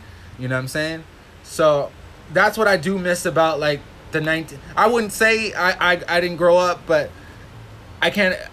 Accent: Hawaii, United States; I'm from Hawaii

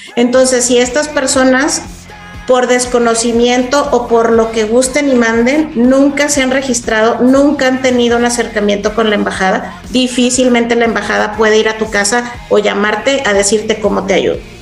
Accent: Chihuahua, Mexico; moved away as an adult; also born or lived in Kyiv, Ukraine / Budapest, Hungary; Yo soy originaria de Chihuahua y justamente le decía a Mike que eh, yo tenía 17 años que no vivía aquí

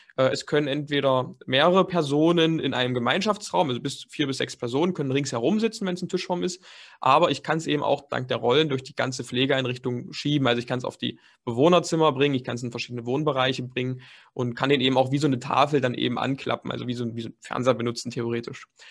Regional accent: Dessau, Saxony-Anhalt, Germany; moved away as an adult; also born or lived in Leipzig; Ich komme gebürtig eigentlich aus Dessau. Das ist eine ganz kleine Stadt in Sachsen-Anhalt

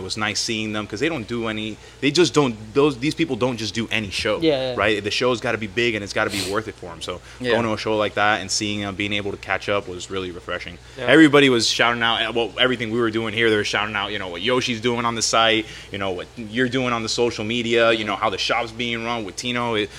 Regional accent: Miami, Florida, United States; moved away; I grew up in Miami, you know. That is my home.

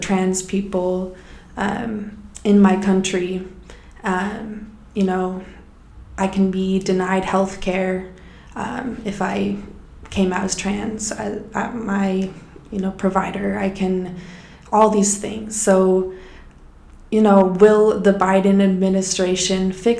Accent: Colorado, United States; I'm from Colorado

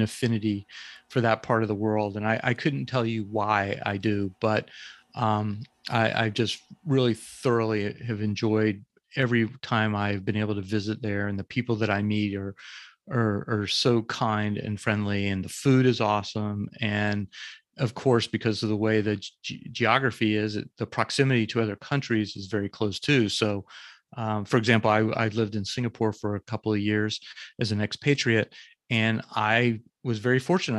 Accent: Jacksonville, Florida, United States; I grew up in Florida, in Jacksonville, Florida, which is the northeast part of the s, part of the state

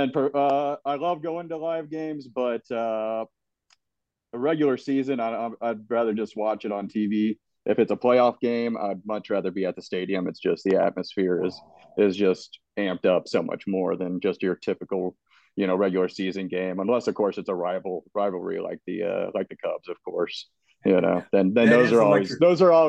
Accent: St. Louis, Missouri, United States; I was raised mostly in St. Louis.

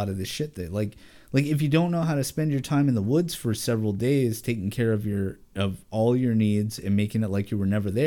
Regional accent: Oregon, United States; I'm local. I was born and raised in Oregon.

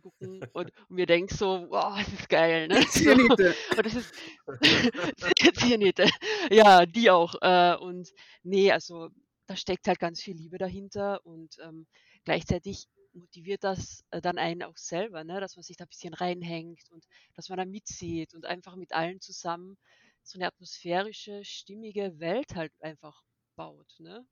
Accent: Austria; now in Germany; Ich komme genauso aus Österreich, wie man es vielleicht ein bisschen hören kann.

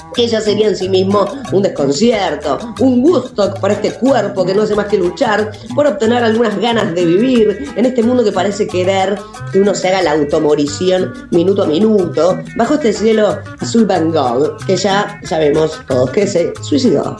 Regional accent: Uruguay; en mi país

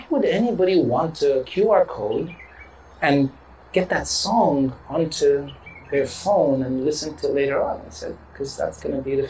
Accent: Dubai, United Arab Emirates; first language English; I'm a kid from Dubai.

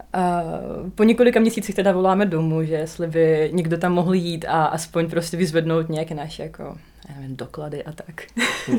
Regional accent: Donbas, Ukraine; first language Russian; Czech is a second language; moved away as an adult; now in Prague, Czech Republic; my jsme vlastně z Donbasu

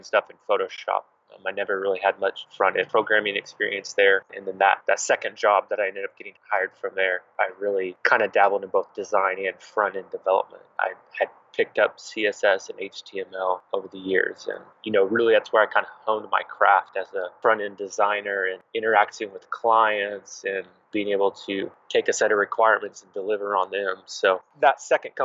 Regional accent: Oklahoma City, Oklahoma, United States; I'm actually from Oklahoma City, Oklahoma, and I've spent the majority of my life in and around this area

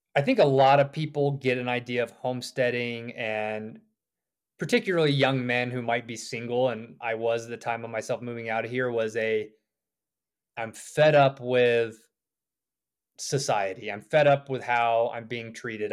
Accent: the South, United States; moved away as an adult; also born or lived in Georgia / South Carolina / Richmond, Virginia; now in Idaho, United States; I grew up on the East Coast, too, a little further south in Georgia and South Carolina

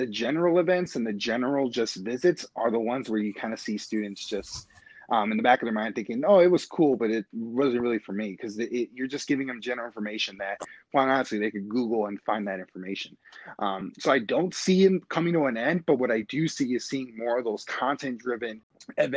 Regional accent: Los Angeles, California, United States; now in Milwaukee, United States; I'm originally from Los Angeles.

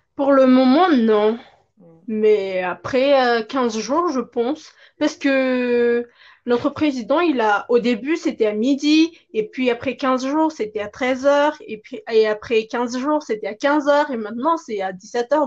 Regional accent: Madagascar; je viens de Madagascar

